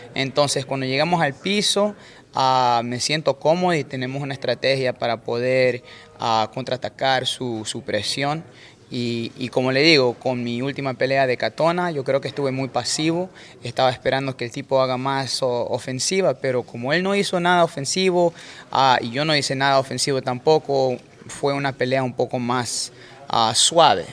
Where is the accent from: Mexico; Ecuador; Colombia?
Ecuador; Manta, Manabí; moved away; Yo soy de Manta, Manta Manaví es como un par de horas de Chones